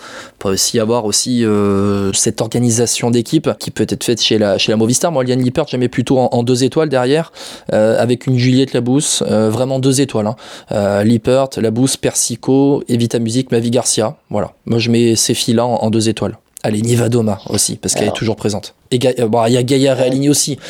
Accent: France; chez nous en France

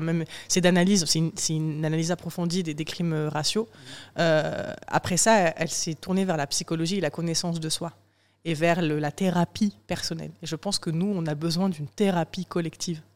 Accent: southern France, France; moved away as an adult; also born or lived in Morocco / Paris; je suis sudiste et parce que j'ai des parents ouvriers.

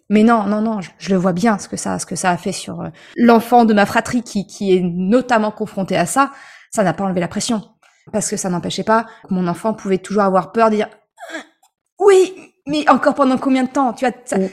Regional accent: Normandy, France; je suis normande

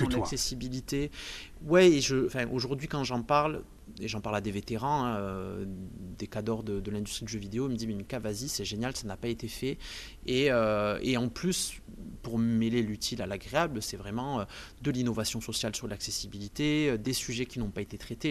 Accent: Montpellier, Occitania, France; je suis de Montpellier, je suis né à Montpellier

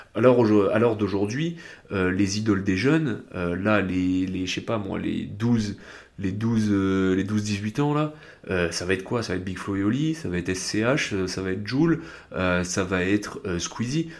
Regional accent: south of France, France; je viens du sud de la France

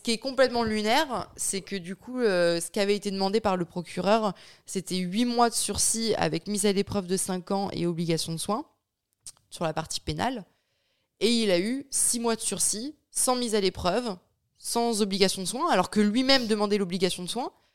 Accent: France; moved away as an adult; also born or lived in Bayonne; now in Luxembourg; j'ai quitté la France je vis au Luxembourg

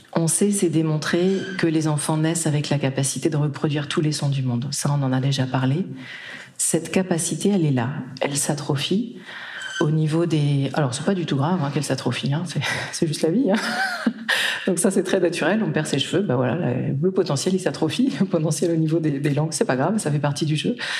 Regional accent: Brittany, France; moved away; also born or lived in Japan; j'ai grandi en Bretagne

